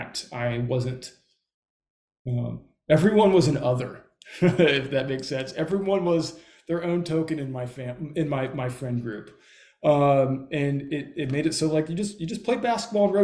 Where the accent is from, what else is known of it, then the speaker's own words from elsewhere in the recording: Southern California, United States; I grew up in Southern California.